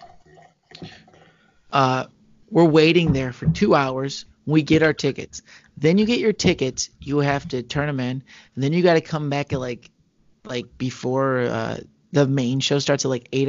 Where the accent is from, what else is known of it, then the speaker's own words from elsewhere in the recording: Michigan, United States; We're both from Michigan